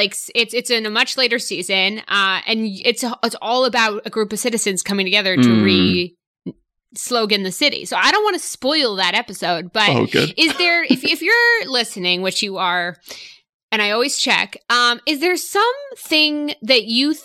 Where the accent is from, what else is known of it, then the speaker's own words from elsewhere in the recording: Brookline, Massachusetts, United States; I'm from Brookline, Massachusetts.